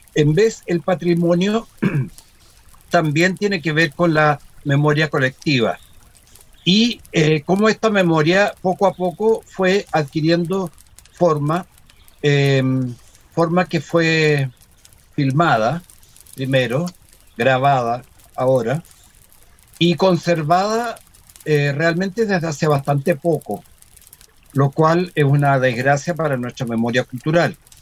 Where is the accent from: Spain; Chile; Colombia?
Chile; Sí, soy chileno